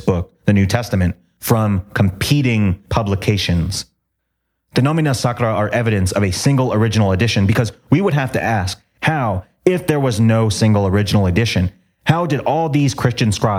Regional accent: Toms River, New Jersey, United States; moved away as an adult; my hometown was called Tom's River

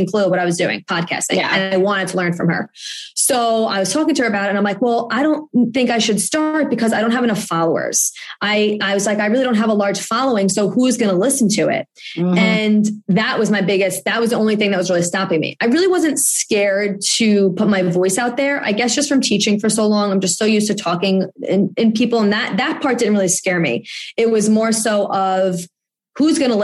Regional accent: New York, United States; I'm from New York

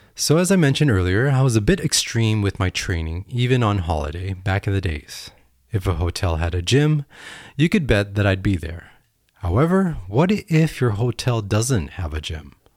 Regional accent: United States; I am an American

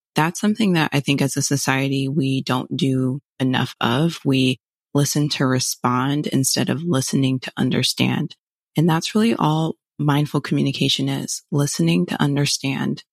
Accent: Fort Lauderdale, Florida, United States; moved away as an adult; now in Chicago, United States; originally from Fort Lauderdale, born and raised, and then moved to Chicago in twenty nineteen

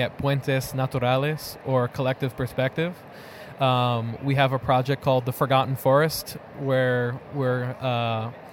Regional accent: New York, United States; So I grew up in New York

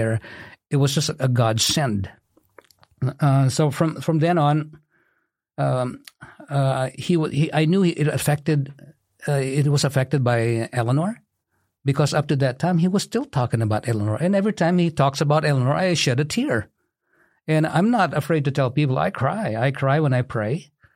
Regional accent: Philippines; moved away as an adult; also born or lived in Kankakee County, Illinois; now in Bourbonnais, United States; I'm originally from the Philippines. I immigrated in the U S A in nineteen eighty-six as a physical therapist

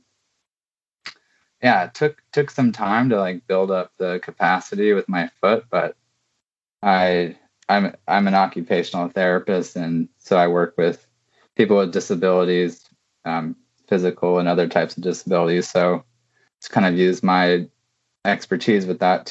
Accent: Pacific Northwest, United States; moved away as an adult; also born or lived in New York; I'm really from the Pacific Northwest, and I'm back here now

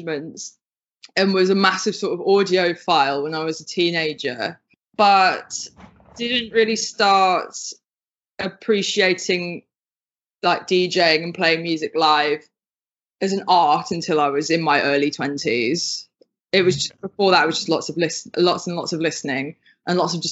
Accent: United Kingdom; you can probably hear from my accent, I'm from the UK

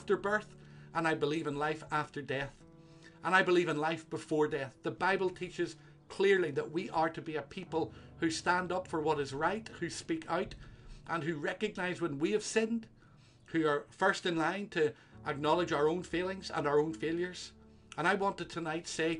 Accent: Northern Ireland, United Kingdom; moved away as an adult; also born or lived in Scotland; I was from Northern Ireland

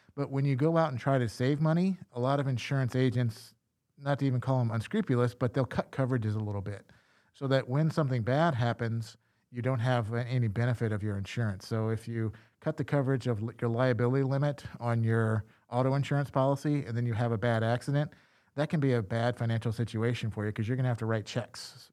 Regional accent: Louisiana, United States; I'm from Louisiana

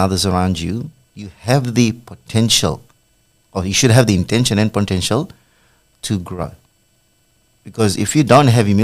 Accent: Fiji; now in Australia; As a child, probably after the age of 10, I come from Fiji

